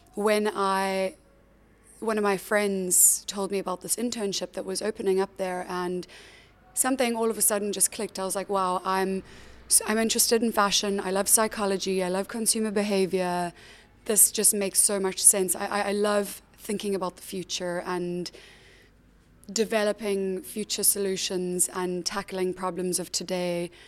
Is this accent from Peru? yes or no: no; South Africa; moved away as an adult; also born or lived in Cape Town; now in London, United Kingdom; I grew up in South Africa